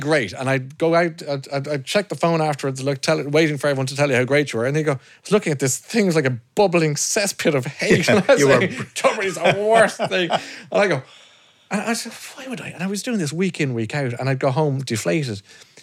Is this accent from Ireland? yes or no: yes; Ireland; We're Irish